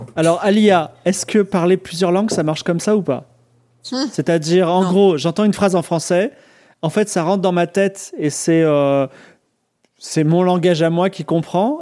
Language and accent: French; France; je suis français, mais je comprends un petit peu l'anglais